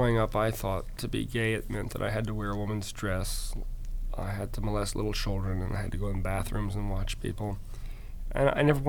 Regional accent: Alaska, United States; also born or lived in Georgia; So I tell people that I was born in Georgia, raised in Alaska, joined the Air Force in England. I'm a resident of Florida, live in Virginia, and visiting Chicago today.

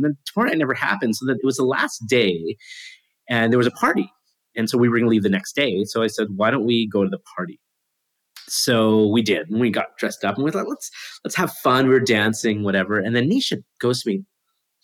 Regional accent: Canada; I'm from Canada.

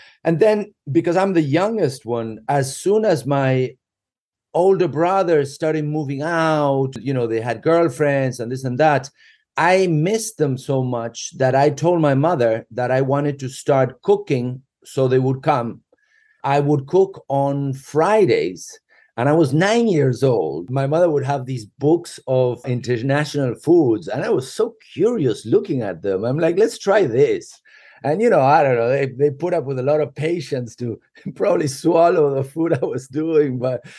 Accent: Argentina; we are from Great Britain. I consider myself a complete RG. However, I did go to a very British school in Argentina, sort of like a Harry Potter kind of school

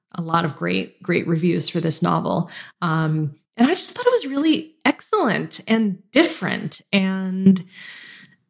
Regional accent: United States; moved away as an adult; now in British Columbia, Canada; I'm American

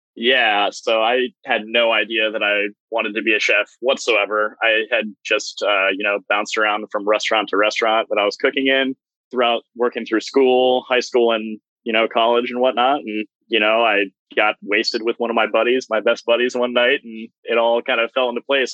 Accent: Medina, Ohio, United States; I grew up in Medina, uh, which is Cleveland area

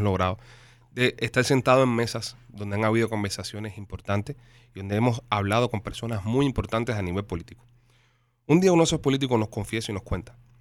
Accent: Cuba; now in United States; Nosotros los cubanos que estamos afuera, que estamos en la diáspora, que ya, eh, ¿sabes? No estamos en nuestros países, que salimos de Cuba, que ya vivimos fuera.

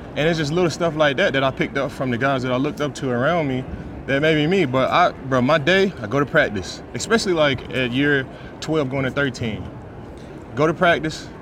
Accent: Dallas, Texas, United States; I'm from Dallas, Texas. Born and raised in Dallas, Texas.

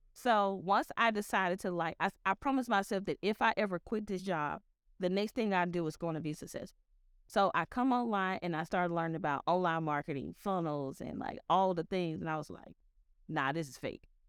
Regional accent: Memphis, Tennessee, United States; I grew up in Memphis

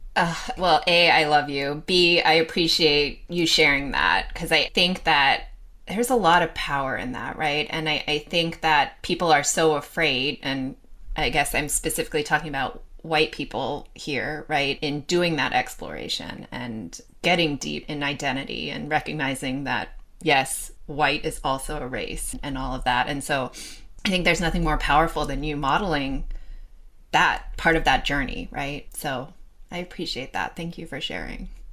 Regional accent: Los Angeles, California, United States; I grew up in Los Angeles

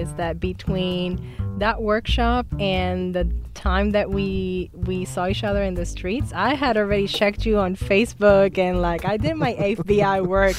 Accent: San Juan, Puerto Rico; moved away; I am from San Juan, Puerto Rico. And I was raised in the barrio. It's called Barrio Sabana Llana. And I was raised by my grandmother

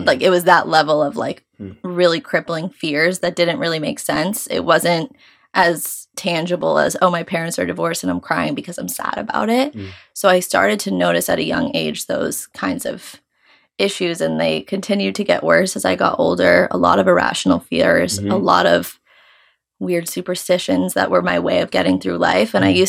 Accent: New York, United States; for those of you who don't know, and I am 24. I'm from New York. I grew up with divorced parents from the age of 6 years old

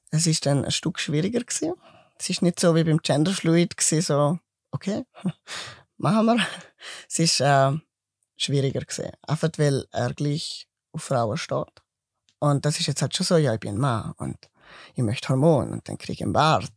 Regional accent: Mauren, Liechtenstein; accent: mix of Swiss and Liechtenstein dialect; also born or lived in Grabs, Switzerland; Geboren bin ich in Grab, ich bin Schweizer und bin dann durch meine Eltern eigentlich ins Liechtenstein gekommen und habe dort meine Kindheit und Jugendzeit verbracht, eigentlich die ganze Zeit

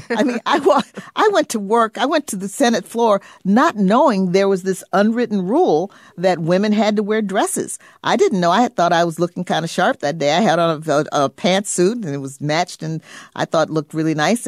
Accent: Illinois, United States; I come from Illinois

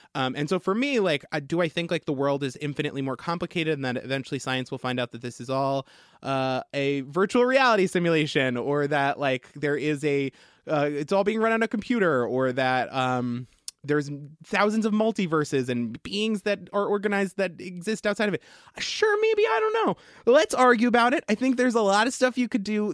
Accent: Long Island, New York, United States; I grew up on Long Island

